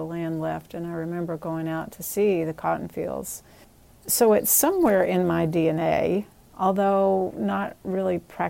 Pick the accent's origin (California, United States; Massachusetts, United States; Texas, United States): Texas, United States; Wichita Falls; now in New Haven, United States; growing up in Texas in Tornado Alley, which is, Wichita Falls is in the middle of Tornado Alley